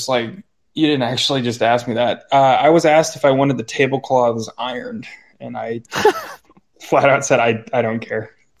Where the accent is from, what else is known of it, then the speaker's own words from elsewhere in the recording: New Plymouth, Idaho, United States; also born or lived in Boise; And I was born in Boise, which is like the capital main city in Idaho, and lived there until I was four or five. And then we moved out to New Plymouth, where we still live.